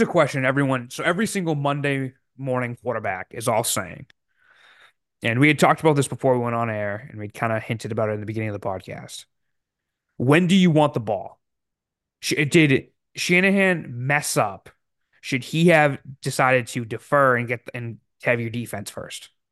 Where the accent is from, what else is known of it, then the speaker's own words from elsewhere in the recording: New England, United States; growing up in New England